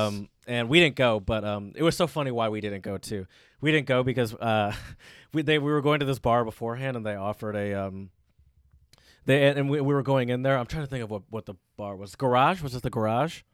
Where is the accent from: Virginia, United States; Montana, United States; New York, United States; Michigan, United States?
Michigan, United States; Detroit; moved away as an adult; Ann Arbor's not my home. I grew up in Metro Detroit